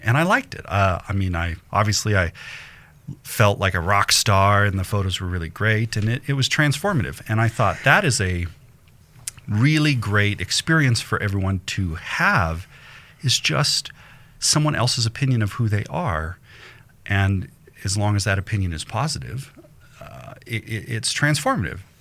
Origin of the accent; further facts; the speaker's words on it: Denver, Colorado, United States; I grew up in Denver